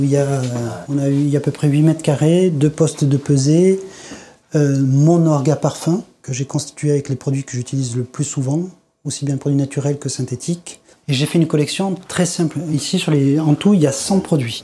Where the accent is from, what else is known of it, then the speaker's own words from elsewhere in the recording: Grasse, Provence-Alpes-Côte d'Azur, France; Je suis né à Grasse. J'ai appris le métier de parfumeur à Grasse